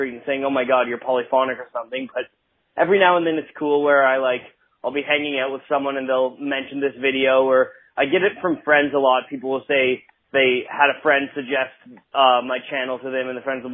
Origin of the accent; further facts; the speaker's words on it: Ottawa, Ontario, Canada; moved away as an adult; now in Vancouver, Canada; Ottawa's my hometown